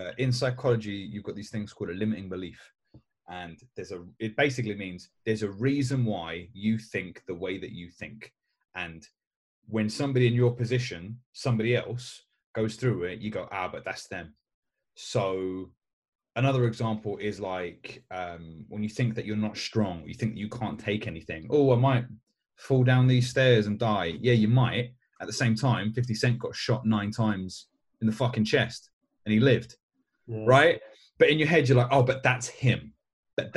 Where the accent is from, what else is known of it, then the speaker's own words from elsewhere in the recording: London, United Kingdom; I know it doesn't really seem from my accent because I grew up in East London, but all my family's from Galway